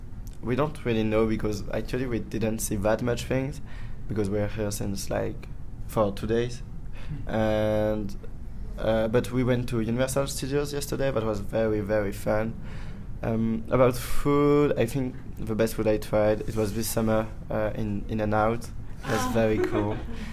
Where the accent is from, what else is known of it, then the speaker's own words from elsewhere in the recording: Lyon, Auvergne-Rhône-Alpes, France; English is a second language; I'm 17 and I'm from Lyon, a city in France.